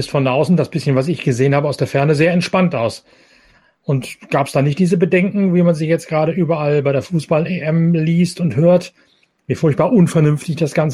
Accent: Lower Saxony, Germany; Mein direktes Nachbarland, ich komme hier aus Ostfriesland, direkt an der holländischen Grenze.

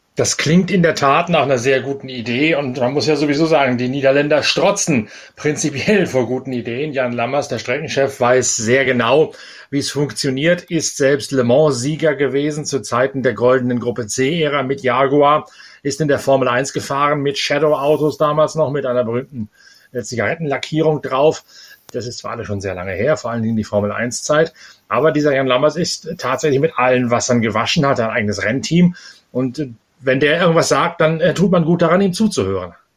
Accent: East Frisia, Lower Saxony, Germany; als Ostfriese von der Nordseeküste

